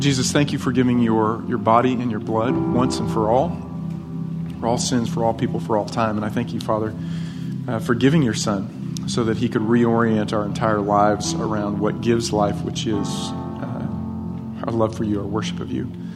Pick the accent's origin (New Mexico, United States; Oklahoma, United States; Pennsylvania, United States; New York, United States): New York, United States; upstate; now in Texas, United States; Where I grew up, in, in, uh, upstate New York